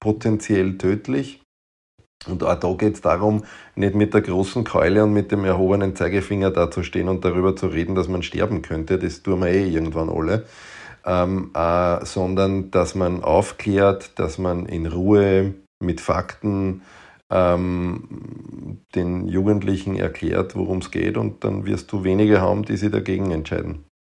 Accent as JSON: {"language": "German", "area": "Waldviertel", "region": "Lower Austria", "country": "Austria", "moved": "yes", "lives_now": "Vienna, Austria", "said": "ich bin natürlich in Wienhaus und ähm, wir haben halt eine hohe Dichte an Kinderärzten. Ich komme aber aus dem, aus dem Grenze-Wein-Waldviertel"}